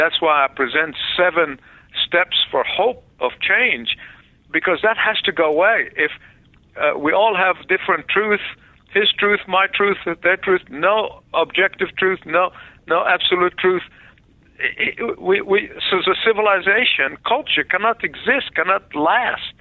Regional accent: Egypt; now in United States; I was born in the Middle East

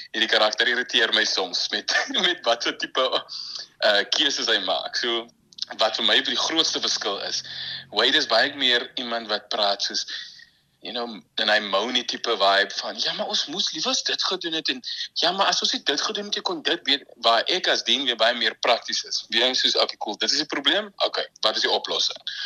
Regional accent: Malmesbury, Western Cape, South Africa; also born or lived in Stellenbosch; Ek is van Mamasbury.

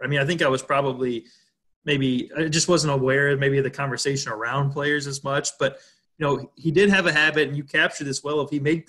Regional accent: Sedalia, Missouri, United States; growing up in Sedalia, we watched every Mizzou basketball and football game

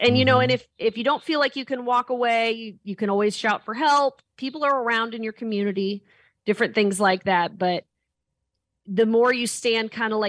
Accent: Indianapolis, Indiana, United States; moved away as an adult; now in Texas, United States; And I grew up around Indianapolis.

